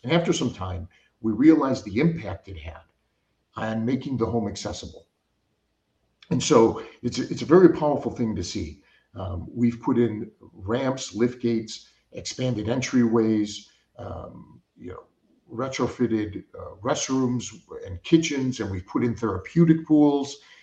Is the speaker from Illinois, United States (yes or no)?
yes; Chicago, Illinois, United States; I grew up in Chicago